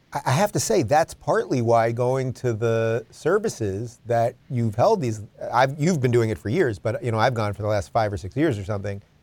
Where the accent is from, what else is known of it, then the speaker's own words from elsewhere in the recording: New York, United States; I come from New York.